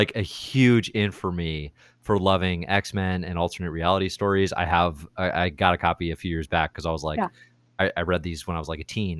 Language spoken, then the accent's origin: English; Chicago, Illinois, United States; I'm from Chicago